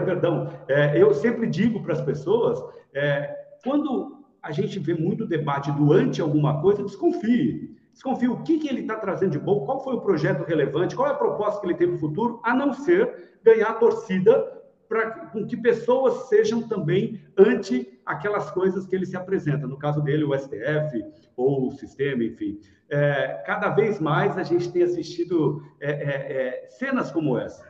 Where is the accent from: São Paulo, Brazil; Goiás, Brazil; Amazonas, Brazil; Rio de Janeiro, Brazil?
São Paulo, Brazil; Eu, como paulista